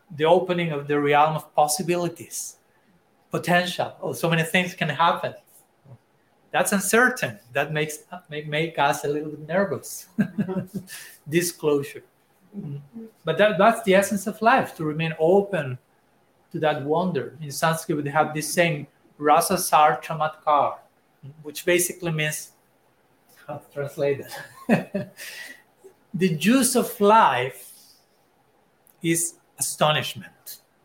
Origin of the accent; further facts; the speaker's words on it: Argentina; I'm from Argentina